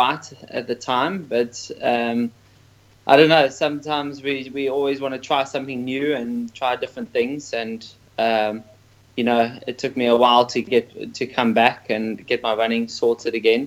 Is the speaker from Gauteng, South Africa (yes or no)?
no; Port Elizabeth, Eastern Cape, South Africa; I was born in Port Elizabeth